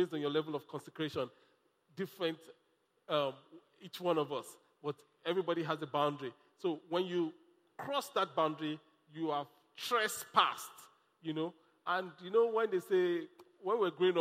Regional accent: Nigeria; also born or lived in Lagos

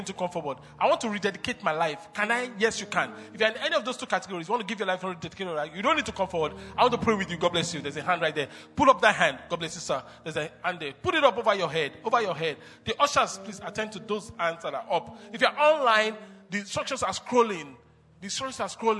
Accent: Nigeria; I told him I'm Nigerian

